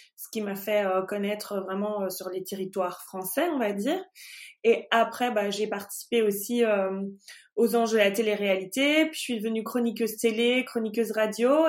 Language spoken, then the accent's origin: French; Belgium; je suis belge